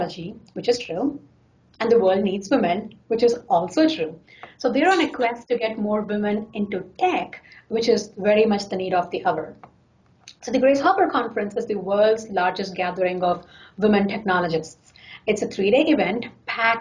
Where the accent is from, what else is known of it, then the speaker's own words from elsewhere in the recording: India; now in Seattle, United States; I come from India